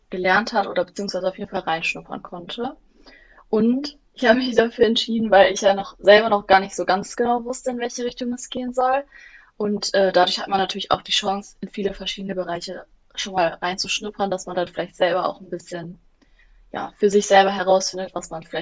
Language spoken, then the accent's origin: German; Bielefeld, North Rhine-Westphalia, Germany